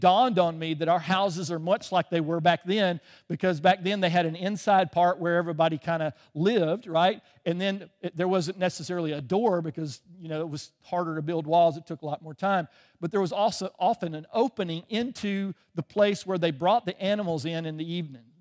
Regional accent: Birmingham, Alabama, United States; moved away as an adult; also born or lived in England; I grew up in the South. I grew up, uh, just outside of Birmingham, um, until I was almost what, nineteen, twenty years old

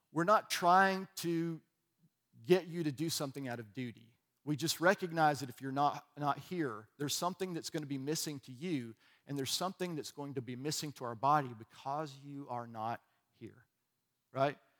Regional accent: Alabama, United States; I was from Alabama

